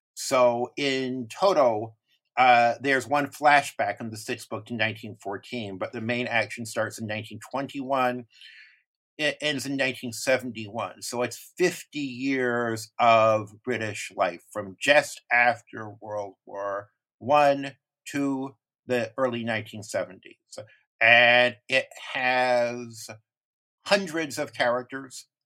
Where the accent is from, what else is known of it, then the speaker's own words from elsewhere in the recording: United States; as an American reader